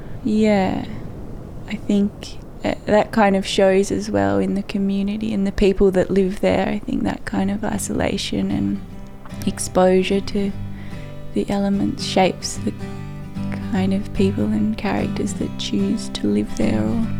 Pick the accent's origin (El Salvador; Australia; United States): Australia; Marrawah, Tasmania; now in Hobart, Australia; based in Hobart at the moment working. I was born in Marrawah, and my father was also born there, and my grandmother was born there as well, so I have quite a rich family history in Marrawah